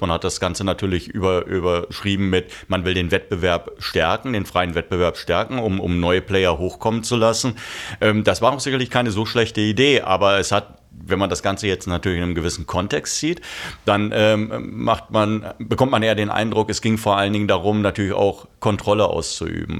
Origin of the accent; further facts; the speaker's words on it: Germany; als Deutsche